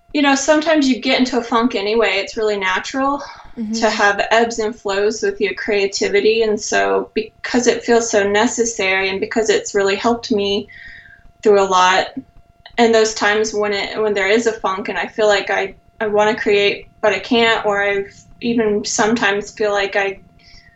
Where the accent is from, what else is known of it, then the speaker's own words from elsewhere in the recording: North Carolina, United States; moved away as an adult; now in San Jose, United States; I'm originally from North Carolina and I grew up there, but I moved to California almost 3 years ago